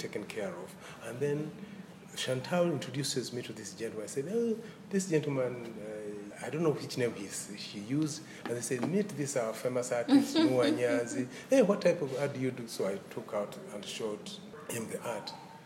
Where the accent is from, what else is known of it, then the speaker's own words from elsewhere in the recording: Uganda; also born or lived in Kenya / Jamaica / London; So we are two from Uganda.